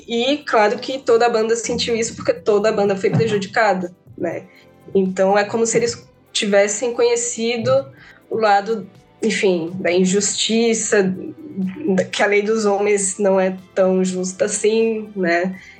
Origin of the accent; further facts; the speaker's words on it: Maceió, Alagoas, Brazil; eu sou de Maceió